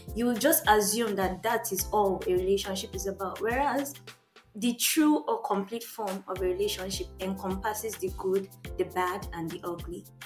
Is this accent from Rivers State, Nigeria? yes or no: no; Lagos, Nigeria; now in Canada; I'm from Lagos, Nigeria. I've been in Canada for almost six years now